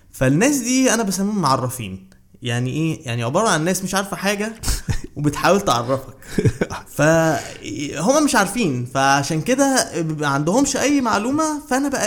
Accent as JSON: {"language": "Arabic", "country": "Saudi Arabia", "tie": "born or raised there", "also_born_or_lived": "Cairo, Egypt / Bahrain", "said": "اتولدت في القاهرة بس آه، بعد كده رحت آه، كان اهلي بيشتغلوا في الخليج في, في السعوديه وبعد كده البحرين والخبرات دي فعلا آه، اثرت عليا قوي"}